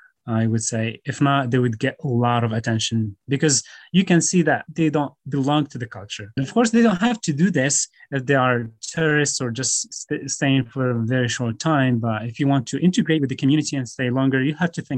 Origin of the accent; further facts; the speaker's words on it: Morocco; first language Tamazight and Moroccan Arabic; English is a second language; I grew up in an Amazigh culture, but also the Moroccan Arabic is here in my hometown